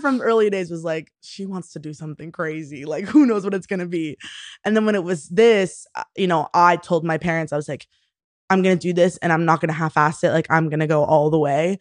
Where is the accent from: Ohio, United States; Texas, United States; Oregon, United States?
Texas, United States; Houston; moved away as an adult; also born or lived in Austin, Texas; now in New York, United States; I am originally from Houston, Texas, grew up there